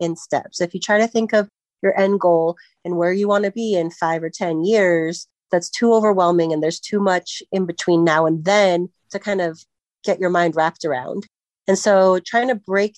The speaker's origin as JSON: {"language": "English", "town": "Centennial", "region": "Colorado", "country": "United States", "tie": "born or raised there", "said": "I grew up in Centennial, went to Smoky Hill High School"}